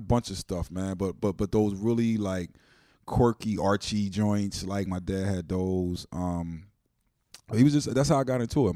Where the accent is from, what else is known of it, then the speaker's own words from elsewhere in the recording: Wilmington, Delaware, United States; I'm from Wilmington, Delaware